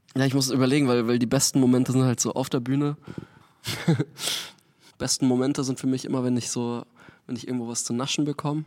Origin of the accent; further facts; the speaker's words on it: near Munich, Bavaria, Germany; moved away as an adult; also born or lived in Frankfurt; now in Hamburg, Germany; Aus München. Also Nähe von München ursprünglich. Bin auf okay. einer Mühle aufgewachsen